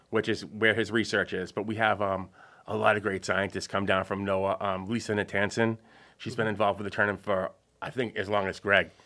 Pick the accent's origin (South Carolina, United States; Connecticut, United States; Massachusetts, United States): Massachusetts, United States; Marshfield; I grew up in Marshfield